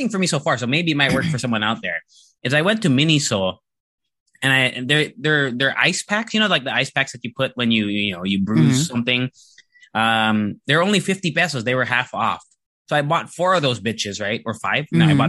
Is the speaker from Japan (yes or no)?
yes; Japan; I went to an international school when I was growing up in Japan.